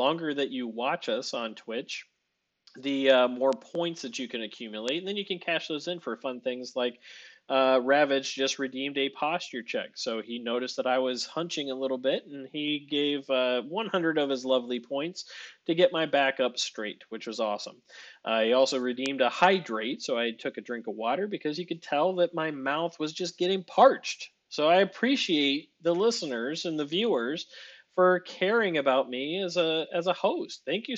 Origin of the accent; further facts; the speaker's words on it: Chicago, Illinois, United States; Now, I am a Chicagoan.